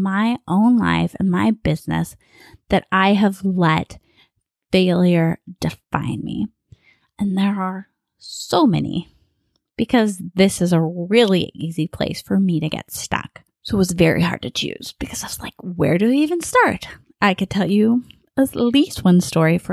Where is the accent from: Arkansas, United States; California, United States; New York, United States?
California, United States; Bakersfield; accent: a bit of a Southern accent; moved away as an adult; now in Southern California, United States; I'm from Bakersfield, which is in Central California.